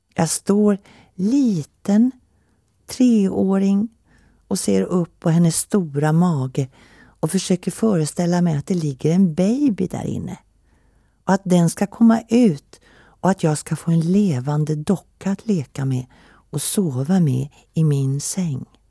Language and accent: Swedish; Finland; moved away; also born or lived in Helsinki / Åland; Jag är född i Finland under brinnande krig 1940